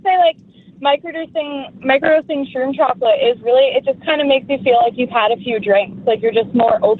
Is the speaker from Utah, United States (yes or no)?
no; New York, United States; Well, I'm from Westchester, but I'm currently on the way to work.